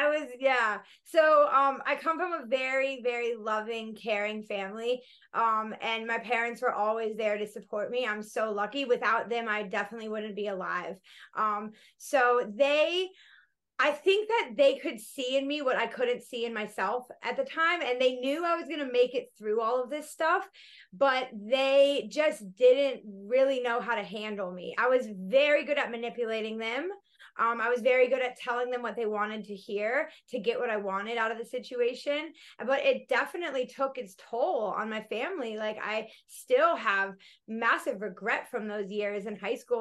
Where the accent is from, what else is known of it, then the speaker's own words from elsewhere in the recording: Colorado, United States; moved away as an adult; also born or lived in Florida / Denver, Colorado; now in Australia; I grew up in Colorado and then my family moved to Florida when I was about 12, 13.